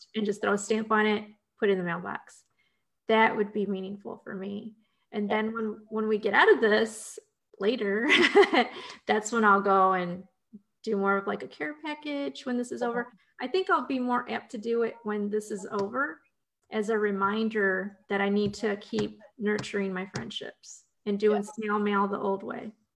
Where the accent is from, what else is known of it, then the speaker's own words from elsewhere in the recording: Ohio, United States; moved away; I got my start in newspaper writing back in my home state of Ohio.